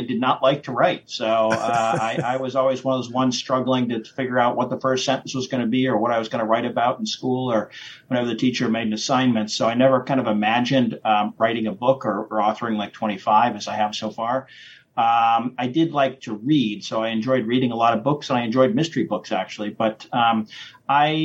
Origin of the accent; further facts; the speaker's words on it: New Hartford, New York, United States; I grew up in New Hartford, New York